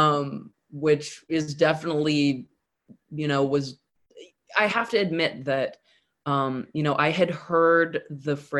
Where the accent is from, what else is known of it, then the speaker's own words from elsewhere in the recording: Southern California, United States; I'm from Southern California